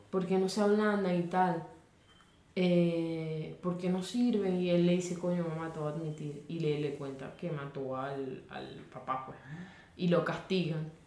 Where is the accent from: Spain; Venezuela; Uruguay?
Venezuela; Maracay, Aragua; yo nací en Maracay